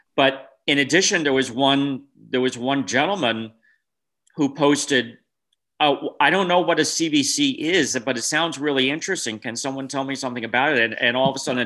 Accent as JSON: {"language": "English", "region": "New Jersey", "country": "United States", "tie": "born or raised there", "also_born_or_lived": "California / Wyoming", "moved": "as an adult", "lives_now": "Washington, United States", "said": "I grew up in New Jersey and then moved to California"}